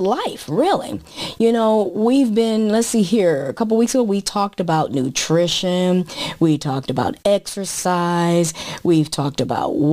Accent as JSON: {"language": "English", "town": "Chicago", "region": "Illinois", "country": "United States", "tie": "born or raised there", "also_born_or_lived": "Kalamazoo, Michigan", "moved": "as an adult", "lives_now": "Southern California, United States", "said": "I was born in Kalamazoo, Michigan, and grew up in the Chicago area"}